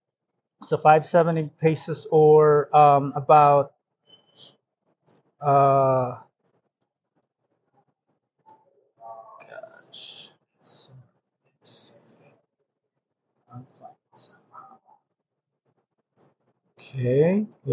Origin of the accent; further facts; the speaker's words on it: Philippines; moved away as an adult; also born or lived in Atlanta, United States; now in United States; I am Filipino